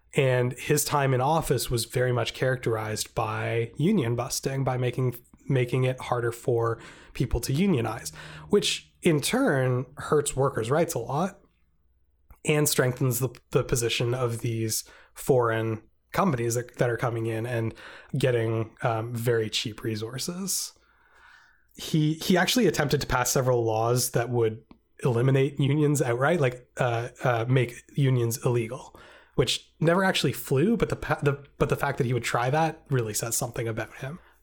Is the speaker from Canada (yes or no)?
yes; Canada; we're all Canadian